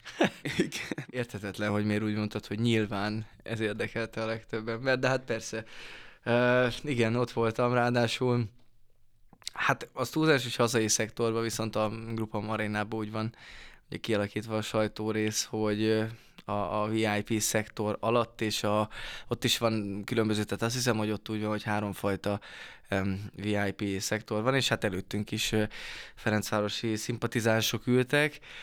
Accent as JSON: {"language": "Hungarian", "town": "Debrecen", "region": "Hajdú-Bihar", "country": "Hungary", "said": "debreceni vagyok"}